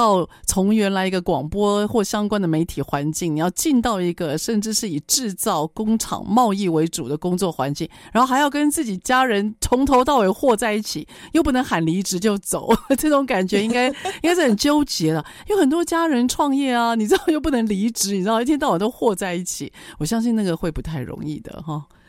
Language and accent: Chinese; Taiwan; 身为台湾人